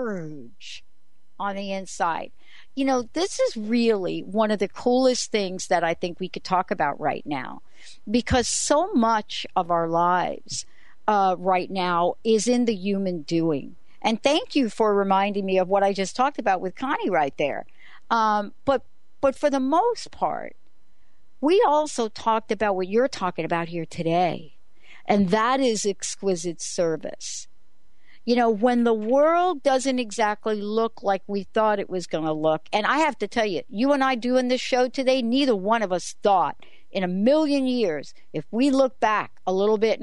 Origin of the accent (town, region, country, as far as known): New York City, New York, United States